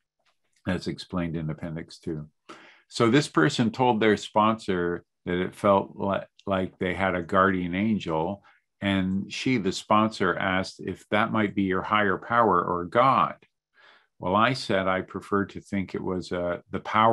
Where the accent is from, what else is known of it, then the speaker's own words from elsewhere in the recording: Canada; also born or lived in Montreal / Calgary / Toronto; I'm Canadian